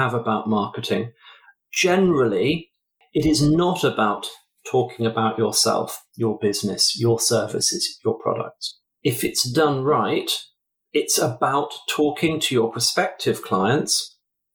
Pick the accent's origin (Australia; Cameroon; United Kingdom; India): United Kingdom; England; I'm English